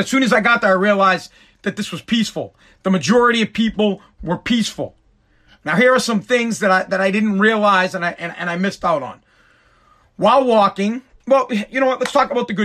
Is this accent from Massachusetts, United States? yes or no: yes; Boston, Massachusetts, United States; we're from Boston